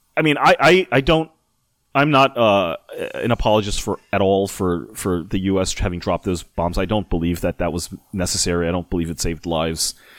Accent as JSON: {"language": "English", "country": "United States", "said": "being American"}